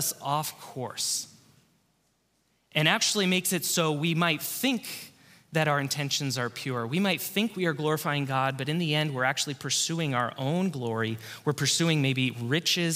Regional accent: Covina, California, United States; Back at my home church, this is the church I grew up in Southern California, in Covina. I grew up at this church

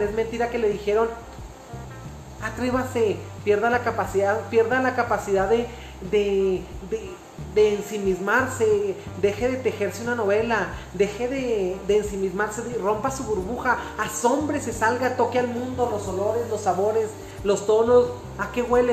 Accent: Mexico; como mexicanos

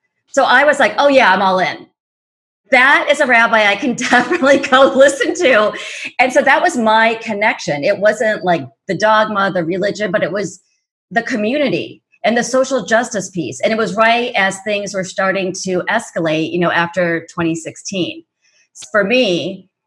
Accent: Indiana, United States; I was raised in Indiana, so it was very conservative.

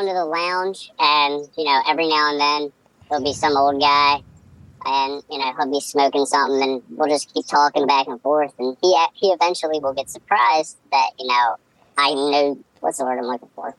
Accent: Maryland, United States; I'm from here in Maryland.

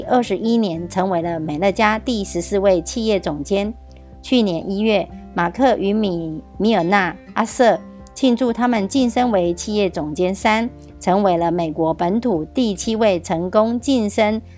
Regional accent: Miaoli County, Taiwan; ，今天要为大家导读的主题是“欢欣丰收，展望富足之年”

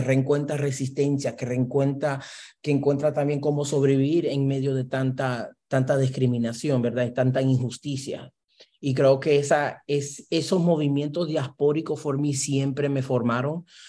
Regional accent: New York City, New York, United States; accent: Puerto Rican-influenced Spanish; como uno nacido criado en Brooklyn y en compañía de puertorriqueños y dominicanos

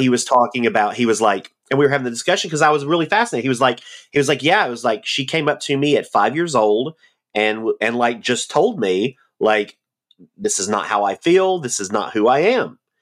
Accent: the South, United States; accent: Southern; moved away; I, I enjoyed growing up in the South. I'm glad that I am from the South

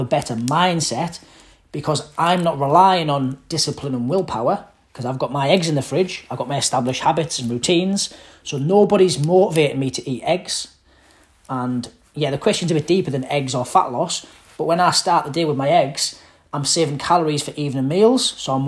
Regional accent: Middlesbrough, North East England, United Kingdom; moved away; I'm from Middlesbrough, rough part of Middlesbrough, council estate

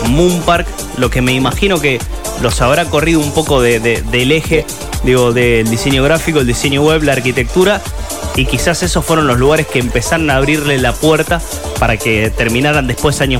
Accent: Santa Fe, Argentina; argentinos, ¿no? No como, como santafesinos por vivir en nuestra tierra.

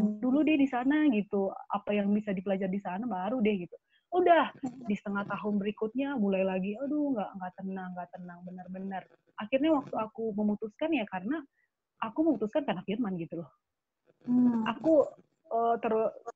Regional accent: Sidikalang, North Sumatra, Indonesia; moved away as an adult; aku sekolah di Sidikalang

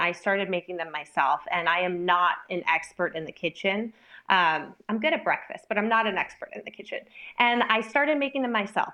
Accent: East Coast, United States; moved away; I'm originally from the East Coast

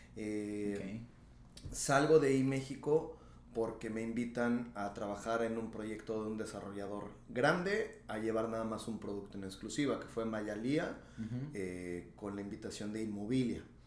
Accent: Yecapixtla, Morelos, Mexico; moved away as an adult; now in Tulum, Mexico; yo soy morelense

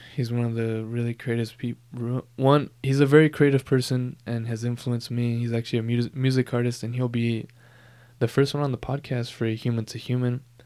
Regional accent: Southern California, United States; Born and raised in Southern California

